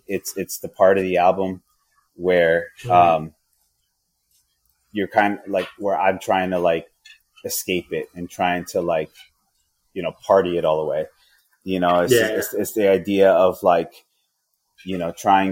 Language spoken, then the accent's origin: English; Yonkers, New York, United States; moved away; So I'm from Yonkers